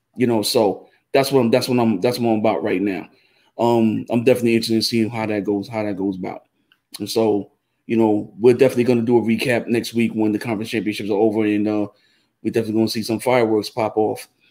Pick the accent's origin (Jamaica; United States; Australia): Jamaica; I'm Jamaican